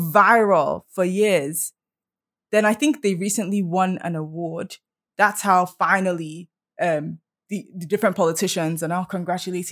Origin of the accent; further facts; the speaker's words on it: Nigeria; now in Canada; we're proud to be Nigerian